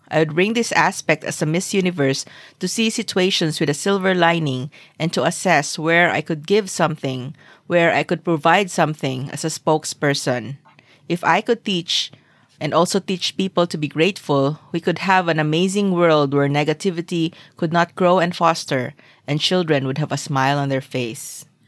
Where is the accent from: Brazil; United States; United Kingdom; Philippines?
Philippines; I'm Filipino